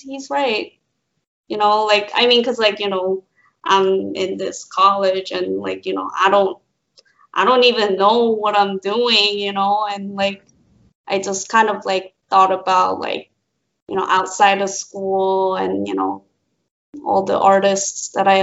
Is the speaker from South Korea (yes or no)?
yes; South Korea; moved away; I'm from Korea